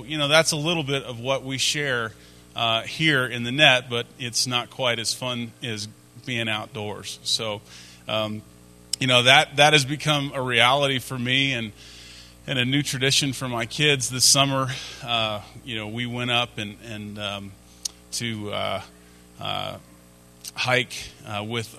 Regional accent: Atlanta, Georgia, United States; My spring breaks in high school weren't spent in growing up in Atlanta.

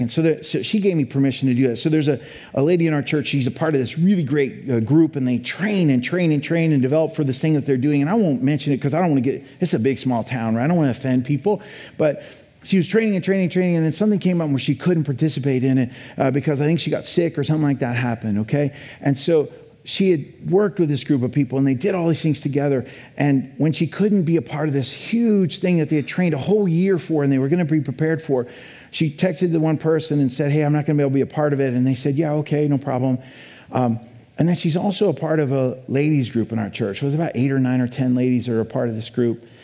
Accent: Colorado, United States; also born or lived in Boulder; now in Idaho, United States; I come from Colorado, right? 30 years in Colorado, lived in Boulder, Colorado, right?

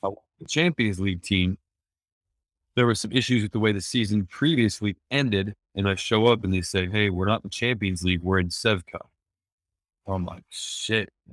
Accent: Chambersburg, Pennsylvania, United States; moved away as an adult; also born or lived in Los Angeles; I was born and raised in Chambersburg, Pennsylvania, a small town on the East Coast

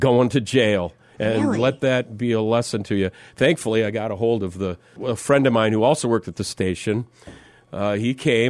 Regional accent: Minnesota, United States; moved away; I'm this kid from Minnesota.

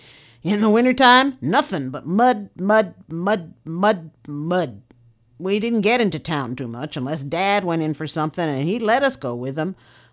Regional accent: Rock Tree, California, United States; born there; I was born in Rock Tree. It's about 6 miles northeast of Willits.

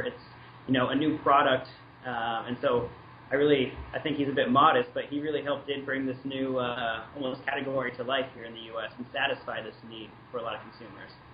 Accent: Washington, United States; moved away as an adult; now in Portland, United States; I grew up in Washington State, and then moved to Oregon for college as well.

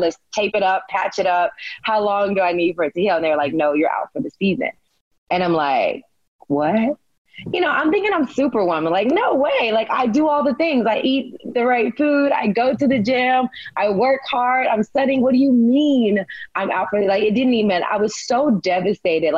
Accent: Humboldt, Tennessee, United States; I was a small town girl. I'm from Humboldt, Tennessee.

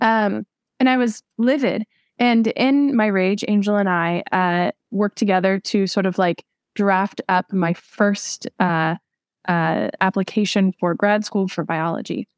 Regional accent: Southern California, United States; I'm actually from Southern California

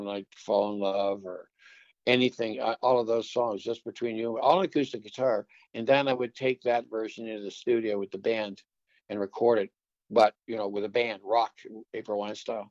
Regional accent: Waverley, Nova Scotia, Canada; we've been friends since 1963, growing up in Waverly.

